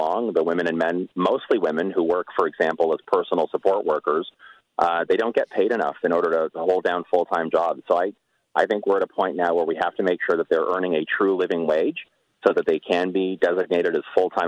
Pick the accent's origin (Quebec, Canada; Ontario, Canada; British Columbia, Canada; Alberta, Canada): Ontario, Canada; Toronto; growing up in Etobicoke